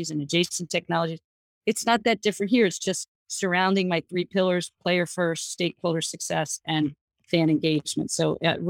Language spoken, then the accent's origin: English; New Jersey, United States; I'm from New Jersey